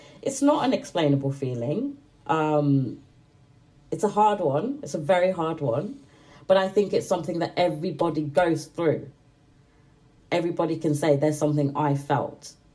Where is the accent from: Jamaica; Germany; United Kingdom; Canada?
United Kingdom; Manchester, North West England; I'm British. I was born in Manchester, but I come from like a mixed heritage family